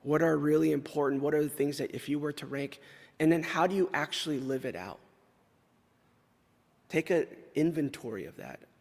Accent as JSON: {"language": "English", "region": "California", "country": "United States", "tie": "born or raised there", "moved": "yes", "said": "I grew up in California"}